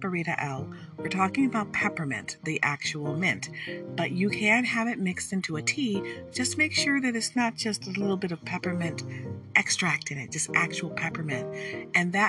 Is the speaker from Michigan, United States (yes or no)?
yes; Detroit, Michigan, United States; now in Michigan, United States; I was born in Hutzel Hospital. My mother was born in Detroit. I grew up there